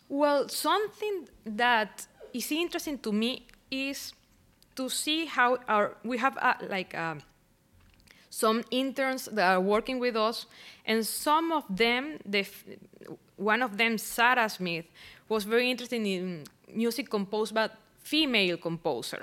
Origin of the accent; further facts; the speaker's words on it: Barquisimeto, Lara, Venezuela; English is a second language; moved away as an adult; I am originally from Barquisimeto